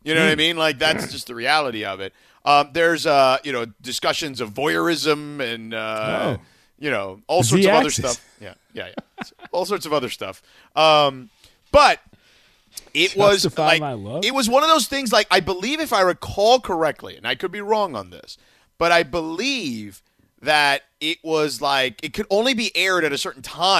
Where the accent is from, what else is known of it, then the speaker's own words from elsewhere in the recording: Boston, Massachusetts, United States; I'm from Boston.